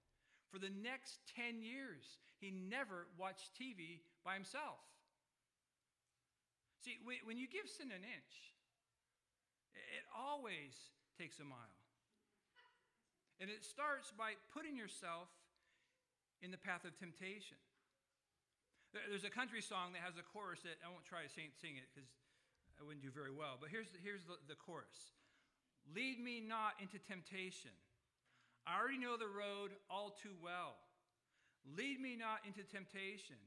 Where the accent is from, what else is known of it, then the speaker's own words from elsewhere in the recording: California, United States; I was born in California